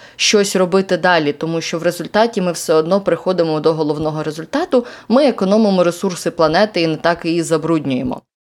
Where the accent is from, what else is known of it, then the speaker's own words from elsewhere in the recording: Yelanets, Mykolaiv Oblast, Ukraine; moved away; нюанс мого рідного села ще й полягав в тому, що воно знаходиться на півдні